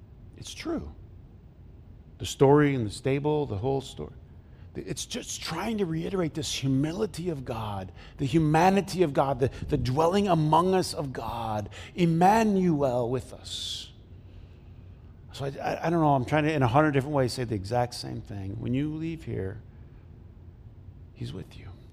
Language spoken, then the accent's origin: English; Flint, Michigan, United States; I grew up in Flint